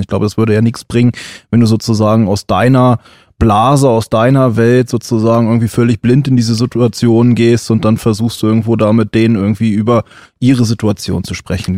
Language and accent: German; Germany; als Weißer als Deutscher